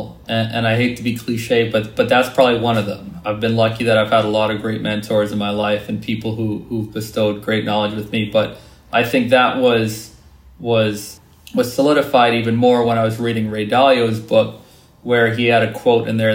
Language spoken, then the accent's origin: English; Trinidad & Tobago; my experiences growing up in Trinidad